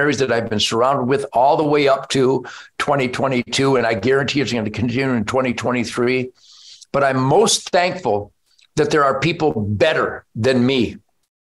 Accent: United States; I was born in the United States of America in 1948

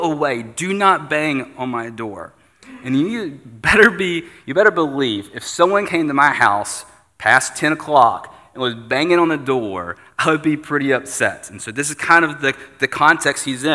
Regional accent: United States; as an American

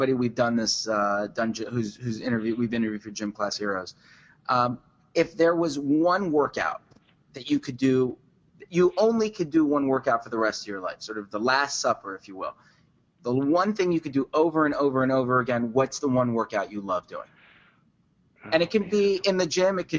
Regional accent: East Coast, United States; we're from the East Coast

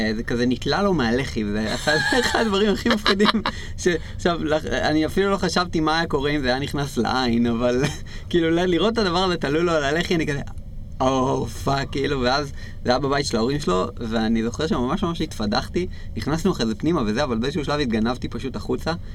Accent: Israel; בתור ישראלים אנחנו חיים בקלצ'ר הזה

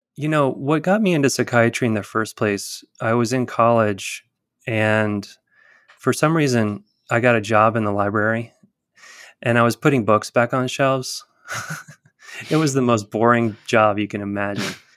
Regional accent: Tuscaloosa, Alabama, United States; I was born in Tuscaloosa.

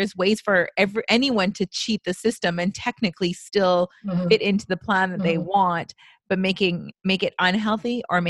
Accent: Canada; I'm so Canadian.

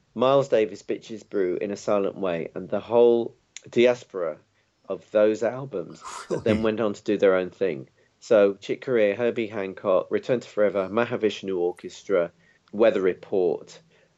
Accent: London, United Kingdom; I was born in London and, you know, basically grew up here.

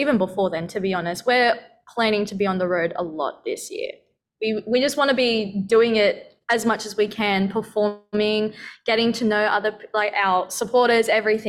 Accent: Philippines; Well, I've got Spanish in me. She knows a bit of German, and we're all Filipino.

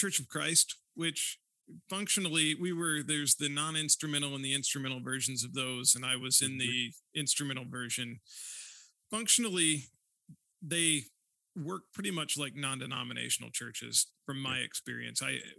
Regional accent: Northeast Indiana, United States; moved away as an adult; also born or lived in Tucson, Arizona / Vancouver / Chicago; now in Sioux Center, Iowa, United States; I grew up in a small Midwest town, but I did not grow up in the CRC. So I grew up in Northeast Indiana, small rural community there.

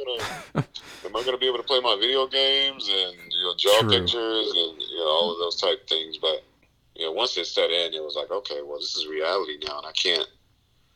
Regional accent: Raleigh, North Carolina, United States; I grew up in Raleigh, North Carolina

